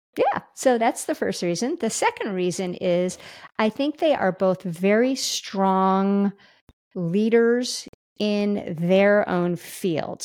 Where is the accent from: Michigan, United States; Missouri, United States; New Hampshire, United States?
Missouri, United States; Kansas City; we're from Kansas City.